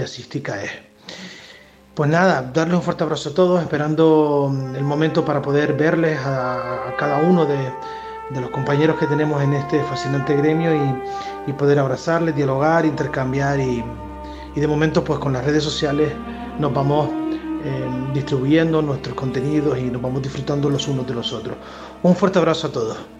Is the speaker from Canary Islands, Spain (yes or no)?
yes; Canary Islands, Spain; nuestra tierra, la de, la, de Canarias